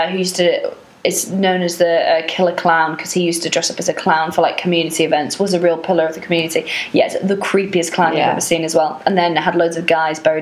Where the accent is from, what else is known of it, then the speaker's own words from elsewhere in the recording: Wales, United Kingdom; there's a little tiny church that's very old in the village that I grew up in Wales